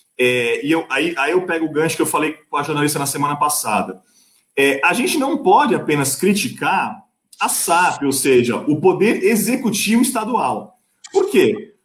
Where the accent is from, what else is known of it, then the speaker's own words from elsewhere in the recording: Santos, São Paulo, Brazil; eu sou de Santos